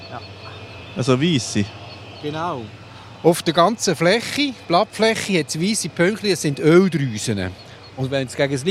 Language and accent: German; Switzerland; Also bei uns in der Schweiz